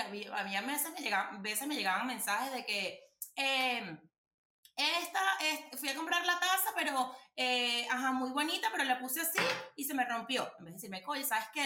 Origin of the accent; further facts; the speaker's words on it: Venezuela; nuestro país